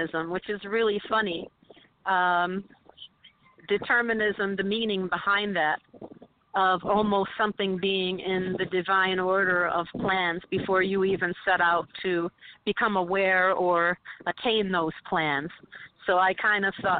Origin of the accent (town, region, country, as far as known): Utica, New York, United States; born or raised there; moved away as an adult; now in New York City, United States